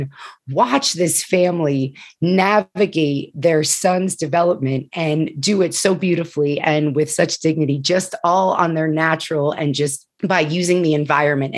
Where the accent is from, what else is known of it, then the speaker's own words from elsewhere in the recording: New Jersey, United States; moved away as an adult; also born or lived in Pennsylvania; When I started working in New Jersey, when I transitioned moving back to my home state